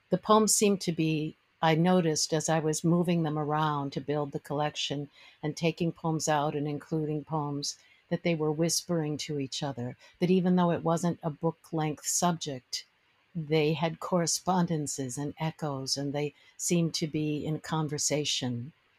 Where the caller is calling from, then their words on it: Maryland, United States; I'm just outside of Washington, D.C. in Maryland, very close to the Potomac River.